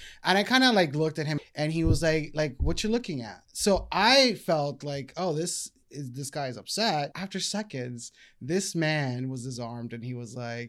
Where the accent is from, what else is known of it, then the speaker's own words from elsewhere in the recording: Miami, Florida, United States; also born or lived in Colombia; now in Philadelphia, United States; I've been in Philly about 12 years now, originally from Miami.